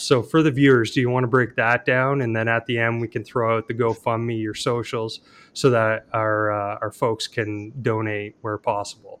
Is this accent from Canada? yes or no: yes; Canada; Al and I both being Canadian